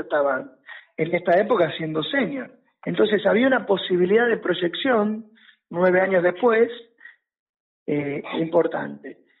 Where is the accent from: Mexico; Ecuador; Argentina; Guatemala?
Argentina; La Plata, Buenos Aires Province; que soy de La Plata